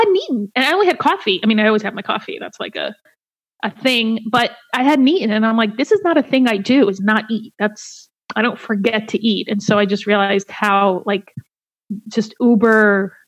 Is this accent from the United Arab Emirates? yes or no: no; Egypt; also born or lived in Colombia; now in Seattle, United States; I'm from Egypt where armies are literally in the streets